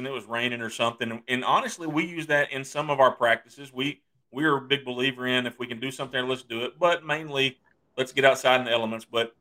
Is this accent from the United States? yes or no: yes; East Texas, United States; growing up in East Texas